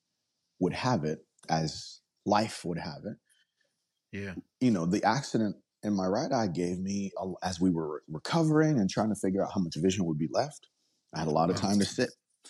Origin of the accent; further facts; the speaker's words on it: Nigeria; now in United States; I'm from Nigeria, so I'm the Igbo tribe.